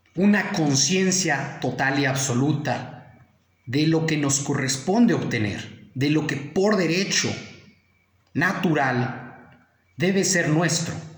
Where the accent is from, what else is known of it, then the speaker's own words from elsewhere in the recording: Mexico; nosotros como mexicanos